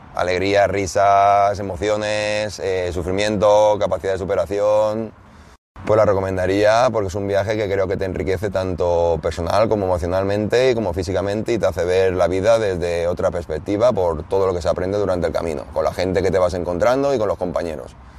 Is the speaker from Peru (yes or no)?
no; Alicante, Valencian Community, Spain; tengo 36 años y vengo de Alicante